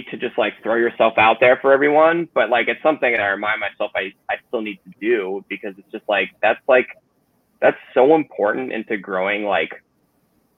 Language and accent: English; Bay Area, California, United States; growing up in the Bay Area